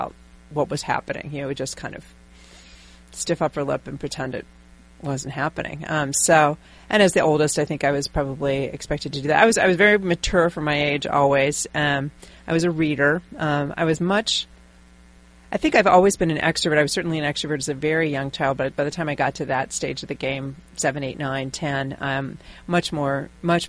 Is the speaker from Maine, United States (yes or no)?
no; Pittsburgh, Pennsylvania, United States; I grew up in Western Pennsylvania, in Pittsburgh, Pennsylvania.